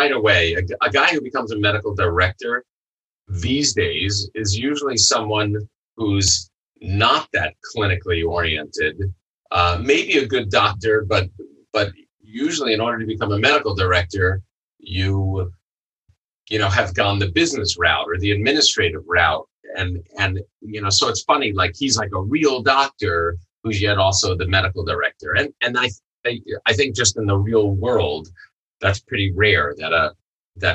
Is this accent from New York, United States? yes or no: yes; New York, United States; moved away; I'm a New Yorker originally